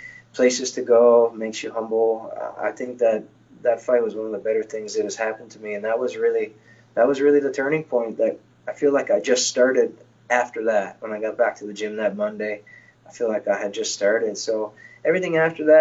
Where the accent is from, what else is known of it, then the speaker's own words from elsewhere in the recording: Newfoundland and Labrador, Canada; now in Halifax, Canada; Newfoundland's my hometown that I grew up in, but my house and everything else is in Halifax, Nova Scotia